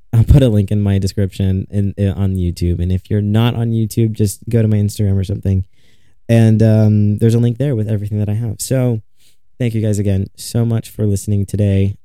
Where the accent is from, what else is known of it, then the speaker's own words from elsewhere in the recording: Chicago area, Illinois, United States; I'm still in my hometown. I want to move downtown Chicago. It's not far, but I am still in my hometown.